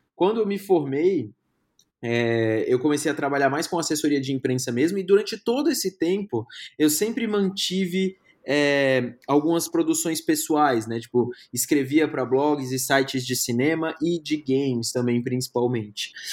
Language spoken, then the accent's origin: Portuguese; Brasília, Federal District, Brazil; moved away as an adult; also born or lived in Maceió / São Paulo; now in Curitiba, Brazil; Eu sou natural de Maceió, minha família é toda de Maceió, mas eu fui criado em Brasília